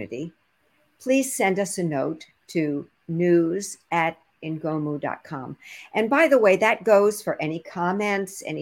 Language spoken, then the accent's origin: English; New Orleans, Louisiana, United States; When I was growing up in New Orleans, Louisiana